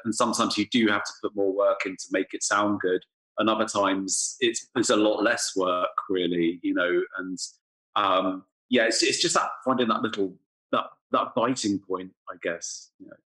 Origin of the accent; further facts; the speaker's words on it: England, United Kingdom; also born or lived in London; now in Berlin, Germany; as an English person